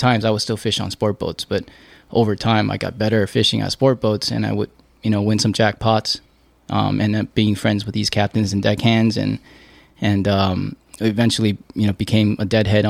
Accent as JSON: {"language": "English", "town": "Pasadena", "region": "California", "country": "United States", "tie": "born or raised there", "said": "I was born in Pasadena."}